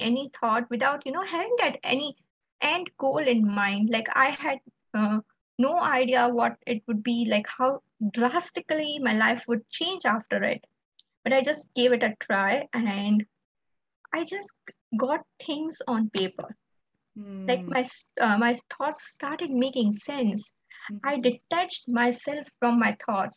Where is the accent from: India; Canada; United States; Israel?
India; I'm from India